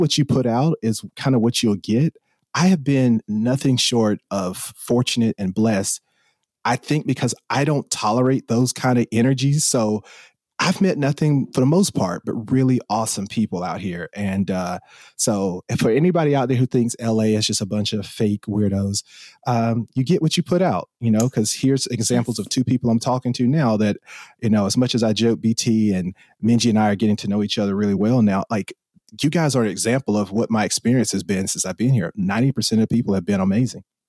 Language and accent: English; South Carolina, United States; accent: country; moved away as an adult; now in Los Angeles, United States; originally from South Carolina and been in the Los Angeles area for the past fifteen years